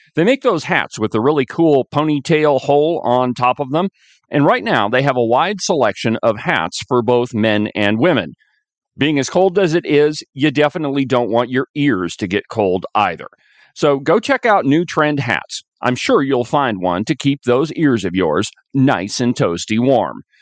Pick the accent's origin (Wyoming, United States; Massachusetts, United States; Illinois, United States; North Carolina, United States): Wyoming, United States; Buffalo; I'm from Buffalo, Wyoming